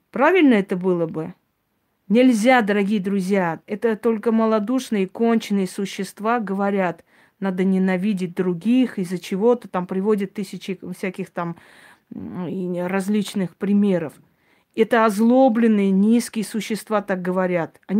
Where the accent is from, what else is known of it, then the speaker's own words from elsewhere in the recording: Armenia; Да, он азербайджанец, а я армянка.